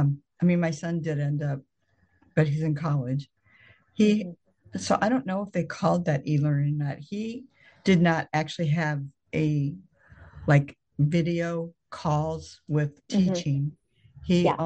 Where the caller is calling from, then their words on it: Illinois, United States; so in case anybody doesn't know, we're talking from Illinois.